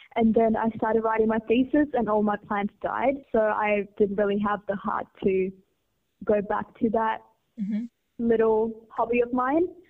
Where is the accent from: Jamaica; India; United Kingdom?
India; growing up in India